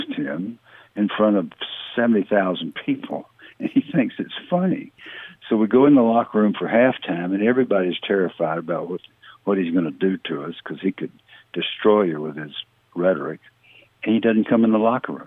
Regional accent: the Jim Crow South, United States; I came from the Jim Crow South

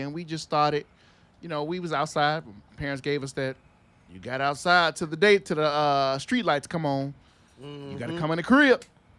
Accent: Chicago, Illinois, United States; On the west side. I grew up on Cicero and Cortez.

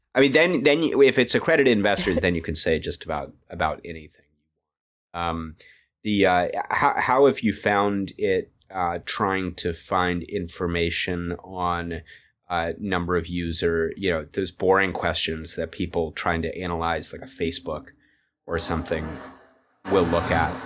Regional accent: United States; moved away; I'm a US citizen

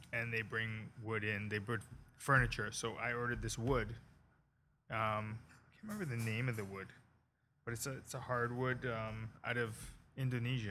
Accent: Toronto, Ontario, Canada; moved away as an adult; now in Cayman Islands; I grew up in Canada, right? And then I moved down to the Cayman Islands to open a Mexican restaurant.

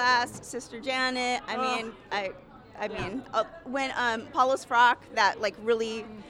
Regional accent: Las Cruces, New Mexico, United States; now in Seattle, United States; I'm from Las Cruces, as you said. I moved here in Seattle in 1998.

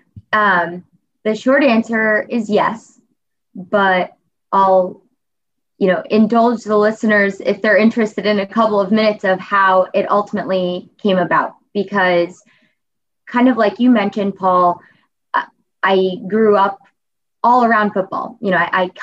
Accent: Cincinnati, Ohio, United States; ultimately brought me back to Cincinnati. Because as I was away from Cincinnati, in college especially, it was the first time that I missed a Bengals home game

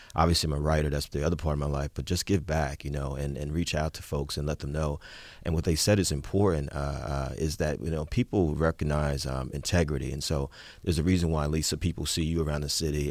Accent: Jersey City, New Jersey, United States; also born or lived in Newark; now in Brooklyn, United States; I was born and raised in Jersey City

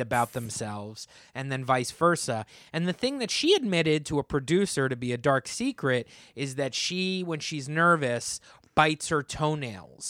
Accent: Monmouth County, New Jersey, United States; also born or lived in Hazlet, New Jersey; townships in Monmouth County, New Jersey, where I grew up

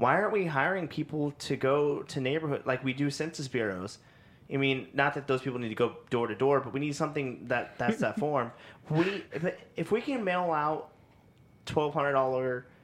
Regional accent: Kansas City, United States; we're from the Kansas City area

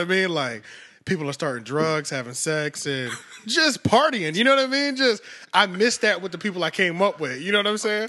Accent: Philadelphia, Pennsylvania, United States; moved away as an adult; I'm originally from Philly, been here since two thousand six

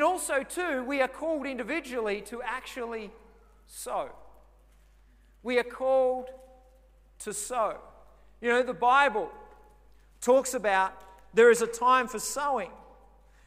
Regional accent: Victoria, Australia; now in Redcliffe, Australia; I remember as a kid growing up, we grew up in Victoria

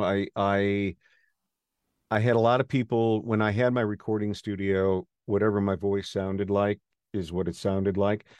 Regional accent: Wausau, Wisconsin, United States; moved away; I grew up in Wausau

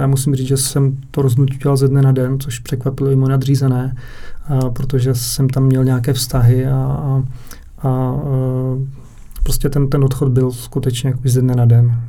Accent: Předov, Olomouc Region, Czechia; jsem měl okno směrem na Prostějov, protože pocházím z Předova

